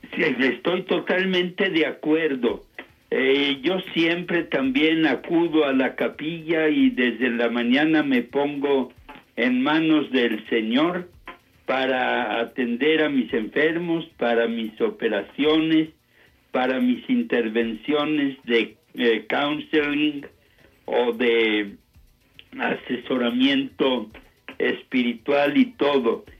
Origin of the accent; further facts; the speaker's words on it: Saltillo, Coahuila, Mexico; also born or lived in Denver, United States / Temple, Texas, United States; regresé a mi patria, aquí a México, concretamente a mi ciudad Saltillo, el año de 1966